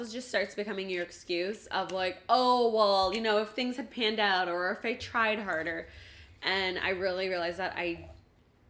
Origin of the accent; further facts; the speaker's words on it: Ottawa, Ontario, Canada; I grew up in Ottawa